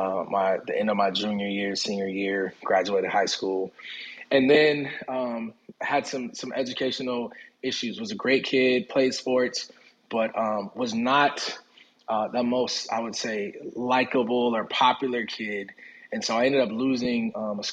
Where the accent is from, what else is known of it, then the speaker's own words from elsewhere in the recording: Minneapolis, Minnesota, United States; also born or lived in Jackson, Mississippi; moved up to Minneapolis when I was a baby. And so while I was raised and lived in Minneapolis and in Twin Cities most of my life